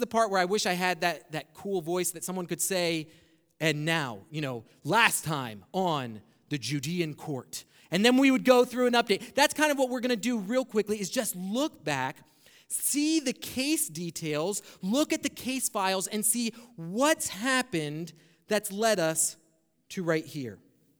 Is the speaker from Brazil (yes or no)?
yes; Brazil; English is a second language; now in United States; Now, when I came up from Brazil, some of the first times, and we didn't really have a TV in Brazil, but we had one here in the States